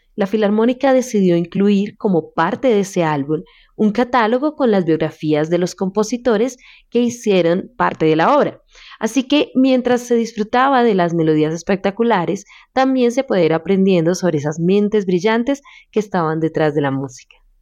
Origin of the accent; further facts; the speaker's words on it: Colombia; lo que somos los colombianos